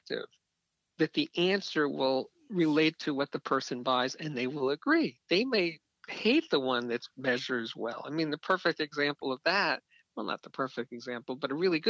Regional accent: New York, United States; I'm from New York.

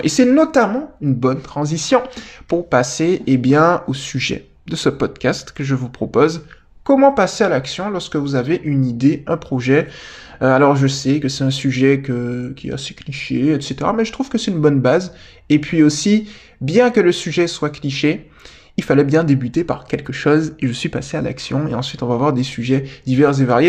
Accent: Guadeloupe; moved away; je viens de Guadeloupe

